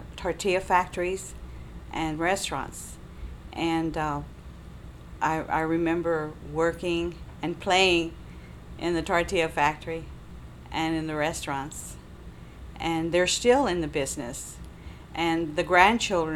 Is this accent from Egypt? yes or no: no; Austin, Texas, United States; I was born and raised in East Austin